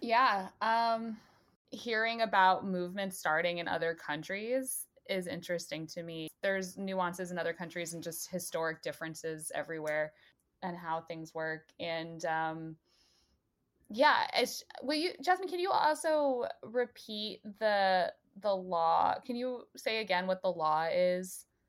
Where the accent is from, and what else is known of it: northern New Jersey, United States; born or raised there